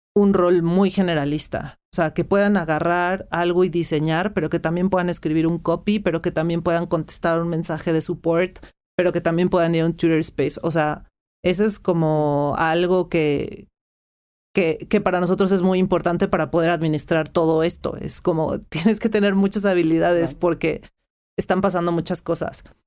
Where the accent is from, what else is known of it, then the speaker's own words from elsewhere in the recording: Mexico; first language Spanish; yo soy mexicana, he hablado español, aprendí inglés en una escuela primaria